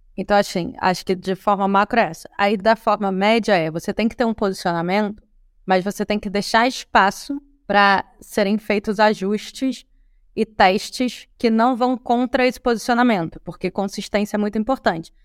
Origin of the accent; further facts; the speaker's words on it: Rio de Janeiro, Brazil; nós que somos cariocas